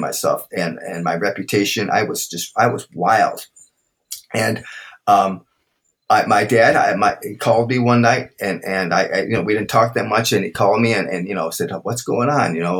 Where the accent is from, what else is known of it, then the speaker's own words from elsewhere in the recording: Brookfield, Wisconsin, United States; growing up in Brookfield with mom and dad there